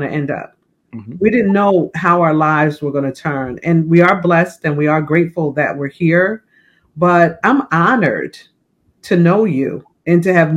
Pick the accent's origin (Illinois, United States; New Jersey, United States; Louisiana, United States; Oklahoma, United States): New Jersey, United States; Plainfield; I grew up in Plainfield